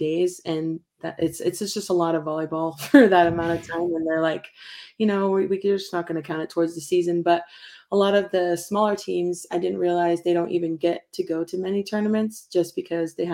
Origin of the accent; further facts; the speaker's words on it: Pocatello, Idaho, United States; also born or lived in Montana; we're from Pocatello